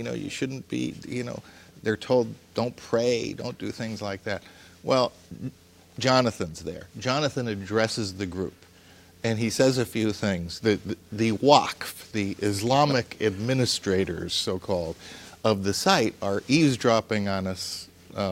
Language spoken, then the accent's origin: English; Paterson, New Jersey, United States; I am an Arab American of Lebanese and Syrian ancestry, and I grew up in Paterson, New Jersey